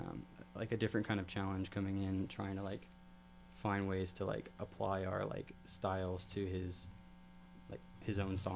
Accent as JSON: {"language": "English", "town": "Evansville", "region": "Indiana", "country": "United States", "said": "So … and Logan's band, we're all from Evansville, Indiana."}